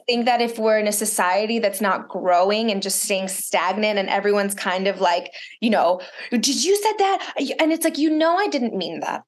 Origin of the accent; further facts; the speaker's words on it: Miami, Florida, United States; first language Russian; English is a second language; moved away; also born or lived in Chicago / Israel / Los Angeles; Spanish because I grew up in Miami